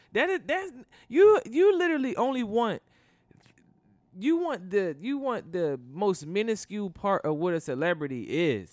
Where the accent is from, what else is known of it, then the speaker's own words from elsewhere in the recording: United States; I'm American